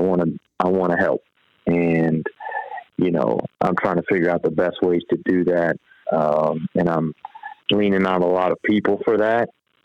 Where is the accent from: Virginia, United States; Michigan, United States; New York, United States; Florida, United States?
Virginia, United States; also born or lived in Georgia, United States; I grew up in Northern Virginia, you know, right outside D.C., and so that was really good for me growing up there. Then I moved to high school in Georgia, North Georgia